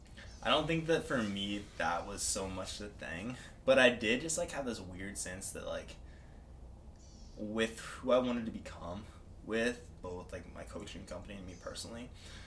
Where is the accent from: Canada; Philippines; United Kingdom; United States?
United States; Nebraska; moved away as an adult; now in Scottsdale, United States; I own an online coaching business. I am originally from Nebraska, but yeah, moved here to Scottsdale about 15 months ago